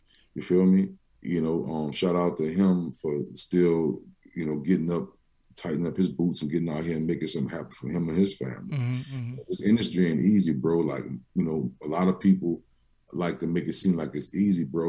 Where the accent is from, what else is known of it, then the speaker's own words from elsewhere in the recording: New Orleans, Louisiana, United States; after I moved to the Third Ward from Holly Grove. Me and my mom and my older brother moved from Holly Grove.